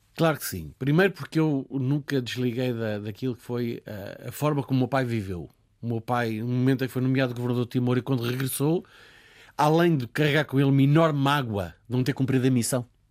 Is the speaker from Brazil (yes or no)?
no; Portugal; somos nós portugueses